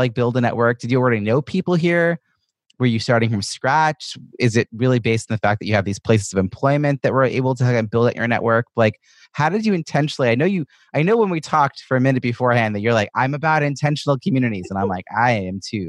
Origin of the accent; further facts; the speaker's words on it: New York, United States; moved away; also born or lived in Boston; I'm originally from New York